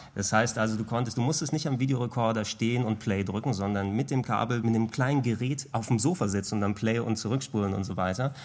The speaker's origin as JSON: {"language": "German", "region": "Hamburg", "country": "Germany", "tie": "born or raised there", "first_language": "Greek", "second_language": "German", "said": "ich bin in einem griechischen Haushalt groß geworden, hier in Hamburg, also in Hamburg geboren, in Deutschland geboren, aber dementsprechend in der Familie sprichst du natürlich nur Griechisch zu Beginn"}